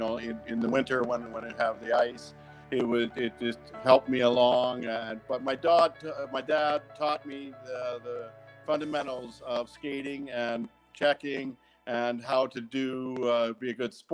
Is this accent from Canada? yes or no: yes; Neudorf, Saskatchewan, Canada; I grew up in Newdorf, Saskatchewan with 300 people.